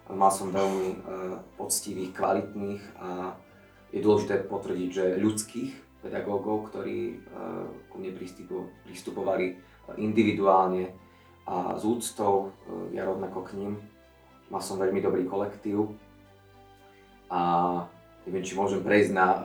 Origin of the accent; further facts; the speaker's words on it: Veľký Biel, Bratislava Region, Slovakia; moved away as an adult; now in Bratislava, Slovakia; A pochádzam z Veľkého Bielu, ale žijem v Bratislave, takže už e, dva roky som mimo svoj domov, ale ešte keď je príležitosť na svetky, tak sa tam rád vraciam